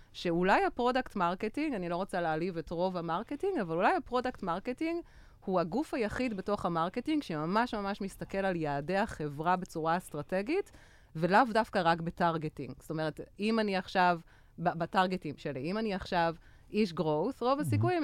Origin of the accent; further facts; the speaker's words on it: Belgium; moved away as an adult; also born or lived in Tel Aviv, Israel; now in Israel; אני בעצם אה, גדלתי בבלגיה